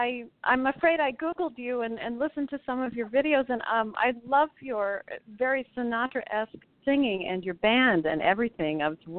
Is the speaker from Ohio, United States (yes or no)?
yes; Cleveland, Ohio, United States; I'm calling from Cleveland, actually. So this is a Midwestern girl making her New York debut.